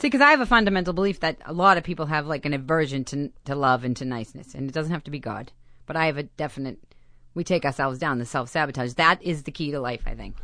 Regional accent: Boston, Massachusetts, United States; accent: thick Boston; moved away as an adult; I grew up in Boston

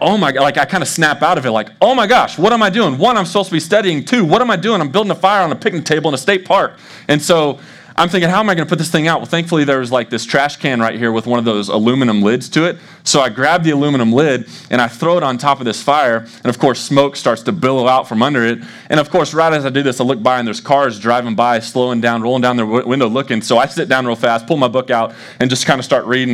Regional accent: Dallas, Texas, United States; moved away as an adult; also born or lived in Arkansas; now in Des Moines, United States; So I grew up in Dallas

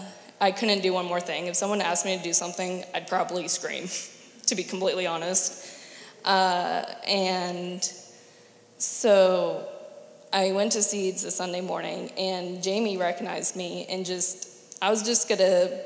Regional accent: Andrews Air Force Base, Maryland, United States; born there; I was born on Andrews Air Force Base

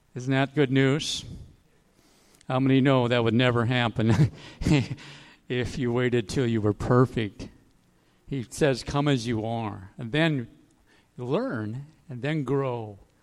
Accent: Aiken, South Carolina, United States; my hometown, Aiken

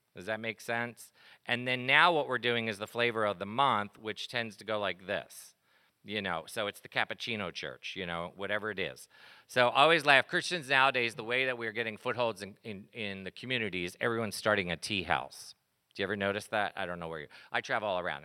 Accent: East Coast, United States; I grew up on the East Coast

